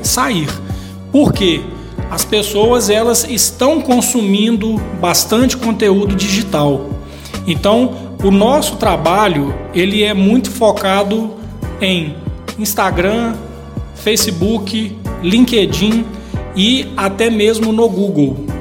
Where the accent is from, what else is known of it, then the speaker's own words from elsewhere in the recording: Ipatinga, Minas Gerais, Brazil; eu sou de Ipatinga, né? nasci aqui, é, tenho uma família aqui